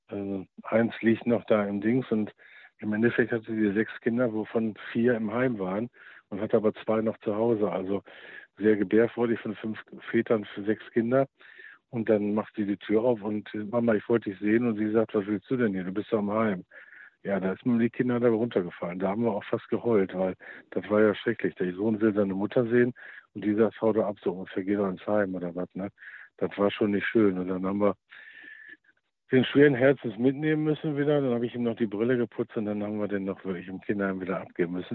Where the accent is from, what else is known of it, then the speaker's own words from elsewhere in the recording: Germany; bei uns in Deutschland